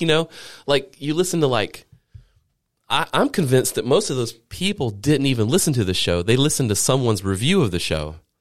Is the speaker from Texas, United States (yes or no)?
no; Low Country, South Carolina, United States; I grew up in the Low Country